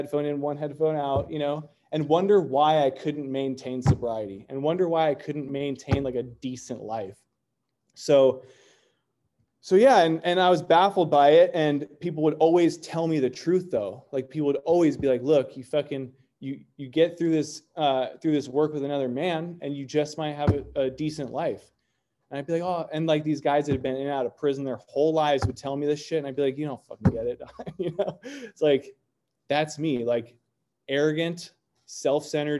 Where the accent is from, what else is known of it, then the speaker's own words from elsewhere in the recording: North Orange County, California, United States; I grew up in Orange County, in North Orange County.